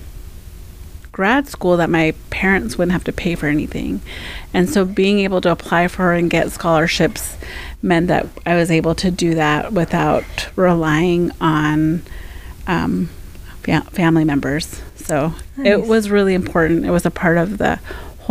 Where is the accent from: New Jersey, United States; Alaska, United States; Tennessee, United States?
Alaska, United States; Fairbanks; also born or lived in Seattle, United States / Anchorage, United States; I grew up here in Fairbanks, my family is from Minto